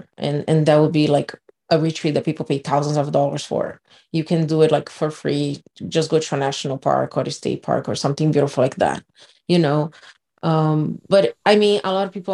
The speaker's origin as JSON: {"language": "English", "country": "Brazil", "tie": "born or raised there", "moved": "yes", "said": "I grew up in Brazil"}